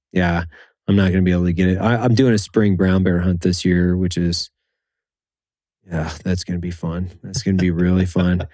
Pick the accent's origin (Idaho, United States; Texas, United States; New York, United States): Idaho, United States; Lewiston; I grew up in Idaho